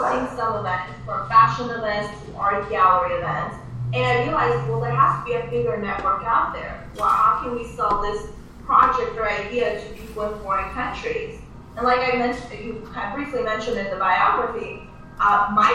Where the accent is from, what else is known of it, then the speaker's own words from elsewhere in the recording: Armenia; now in United States; my motherland, I'm originally from Armenia.